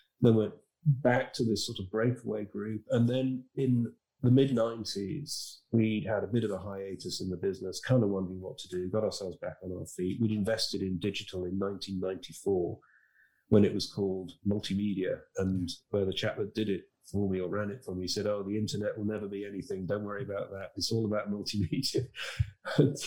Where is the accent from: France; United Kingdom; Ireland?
United Kingdom; Harrogate, Yorkshire and the Humber; moved away as an adult; also born or lived in London; now in outside London, United Kingdom; I came from Harrogate in Yorkshire